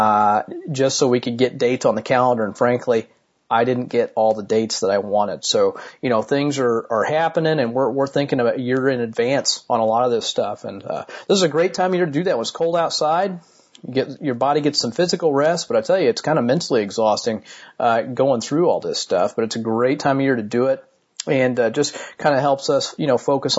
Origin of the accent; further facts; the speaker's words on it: Martinsville, Indiana, United States; here in my hometown of Martinsville, Indiana